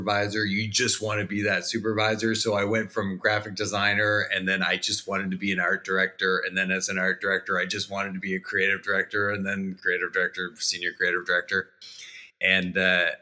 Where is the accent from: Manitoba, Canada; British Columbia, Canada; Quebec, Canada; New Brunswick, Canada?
New Brunswick, Canada; moved away as an adult; now in Jacksonville, United States; I'm Canadian, eh? So I grew up in East Coast Canada. If you go up I-95 all the way to the top and then hang right, that's New Brunswick, and that's where we're from.